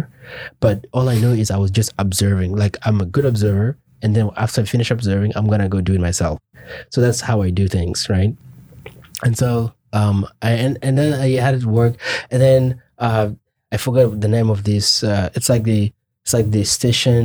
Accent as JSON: {"language": "English", "country": "Kenya", "tie": "born or raised there", "also_born_or_lived": "Juba, South Sudan / Khartoum, Sudan", "moved": "as an adult", "lives_now": "United States", "said": "I grew up in Kenya my whole life, right? Until I came here"}